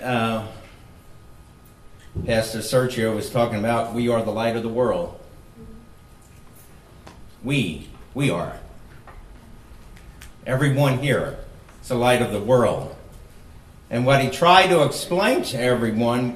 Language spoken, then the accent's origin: English; New Jersey, United States; moved away as an adult; also born or lived in Philadelphia, Pennsylvania / Nevada / Moab, Utah / Las Vegas; raised in Jersey